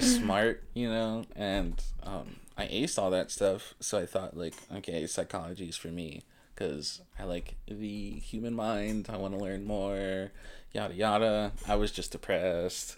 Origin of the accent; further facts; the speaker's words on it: Elizabeth City, North Carolina, United States; also born or lived in Washington, D.C. / New York / Baltimore / Virginia; I grew up in Elizabeth City, North Carolina